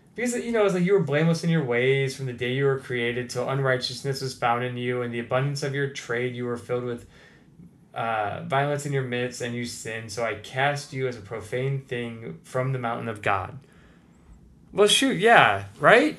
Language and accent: English; United States; as an American